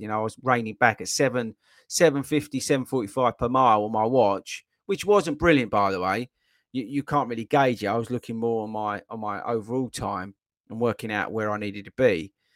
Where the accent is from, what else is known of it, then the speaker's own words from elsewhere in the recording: Essex, East of England, United Kingdom; I'm from Essex. Well, I wasn't born in Essex, but I was dragged up in Essex